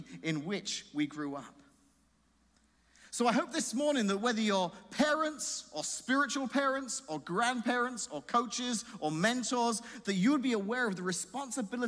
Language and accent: English; England, United Kingdom; moved away; I'm just English